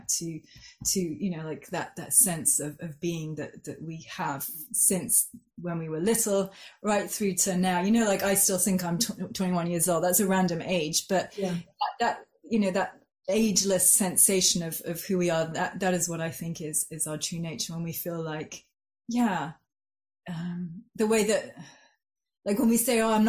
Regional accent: Geneva, Switzerland; moved away as an adult; now in Oxford, United Kingdom; I grew up in Switzerland, in Geneva. So I was there till I was 18.

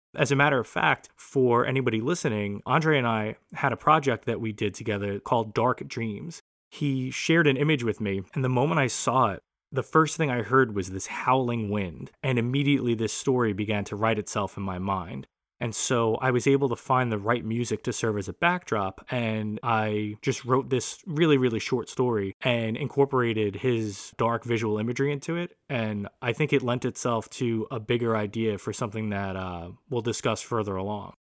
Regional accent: New York City, New York, United States; I was from Brooklyn

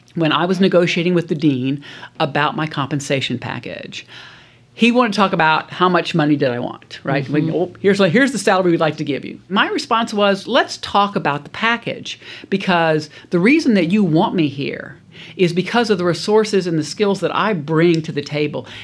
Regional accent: South Louisiana, United States; I grew up in South Louisiana

